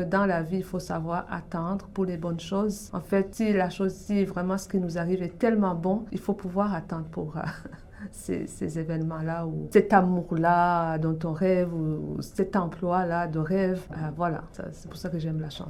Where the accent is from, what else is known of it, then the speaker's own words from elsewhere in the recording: Burundi; moved away as an adult; also born or lived in Canada; now in Toronto, Canada; je viens du Burundi, en Afrique centrale. J'ai grandi et j'ai vécu là jusqu'à l'âge dans la vingtaine, quand j'ai quitté pour venir au Canada